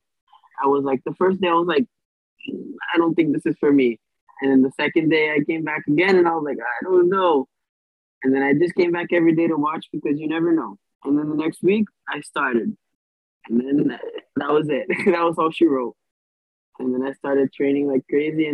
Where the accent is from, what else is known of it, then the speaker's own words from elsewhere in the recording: St. Cloud, Florida, United States; also born or lived in Boise, Idaho; I'm from Boise, Idaho originally, and then I moved to Florida when I was younger, where I've been born and raised in St. Cloud, Florida, Orlando